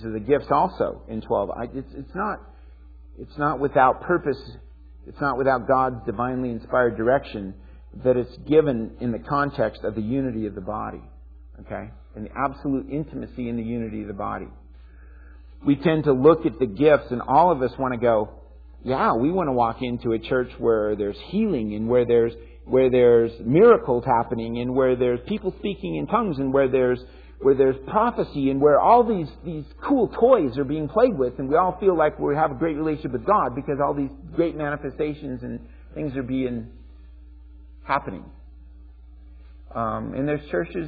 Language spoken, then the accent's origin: English; United States